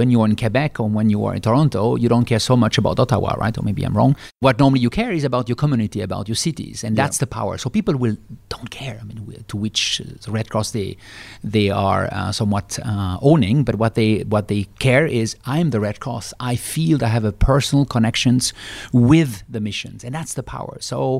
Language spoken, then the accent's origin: English; Switzerland; English is a second language; I'm from Switzerland. I'm a classical Swiss male